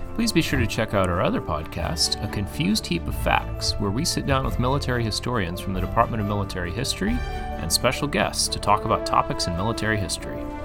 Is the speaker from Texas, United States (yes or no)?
yes; Texas, United States; I, am a native Texan